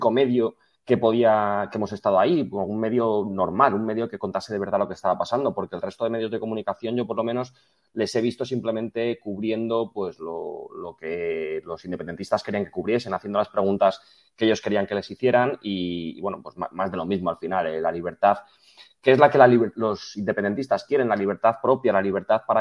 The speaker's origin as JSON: {"language": "Spanish", "town": "Madrid", "region": "Community of Madrid", "country": "Spain", "said": "Yo vengo de Madrid."}